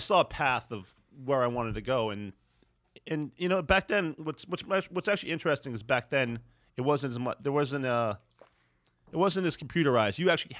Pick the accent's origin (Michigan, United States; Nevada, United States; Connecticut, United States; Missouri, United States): Connecticut, United States; I grew up in Connecticut.